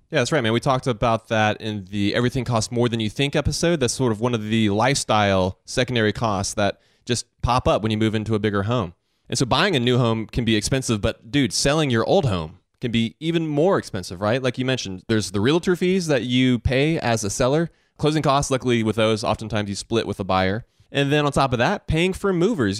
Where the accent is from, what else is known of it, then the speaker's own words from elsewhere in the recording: Augusta, Georgia, United States; growing up in Augusta, Georgia